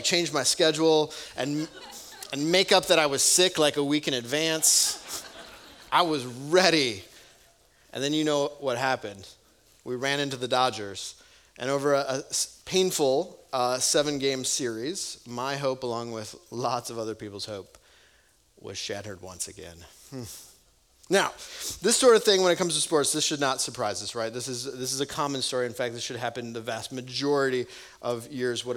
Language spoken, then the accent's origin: English; Wisconsin, United States; growing up in Wisconsin